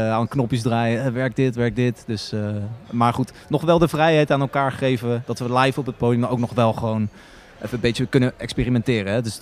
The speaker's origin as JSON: {"language": "Dutch", "town": "The Hague", "region": "South Holland", "country": "Netherlands", "said": "huiszoon, kom uit Den Haag. … ik kom ook uit Den Haag."}